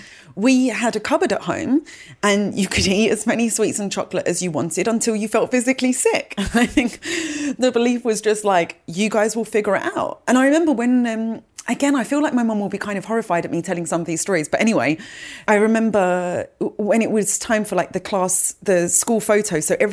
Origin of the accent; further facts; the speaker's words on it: London, United Kingdom; now in New York, United States; I was born in London and that's where I grew up most of my life